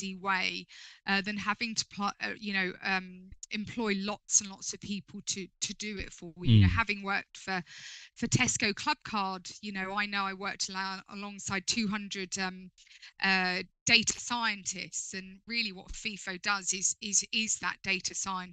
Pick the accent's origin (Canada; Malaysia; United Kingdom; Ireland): United Kingdom; London; moved away as an adult; now in Sussex, United Kingdom; As a Londoner myself, I feel like I come, even though I live down in Sussex now, I feel like I come home to London